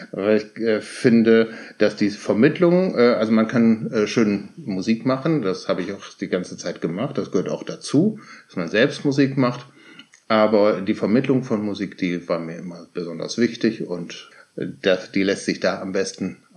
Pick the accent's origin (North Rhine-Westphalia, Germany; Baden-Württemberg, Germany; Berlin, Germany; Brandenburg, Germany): North Rhine-Westphalia, Germany; Cologne; moved away as an adult; also born or lived in Lower Saxony; now in Hamburg, Germany; komme aber gebürtig aus Köln.